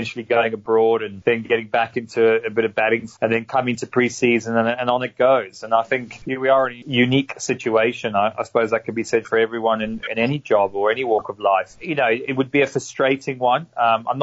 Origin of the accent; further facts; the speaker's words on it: South Africa; now in United Kingdom; I grew up in South Africa to a to an English family, but I've spent primary or main years of my life in the UK and plying my trade.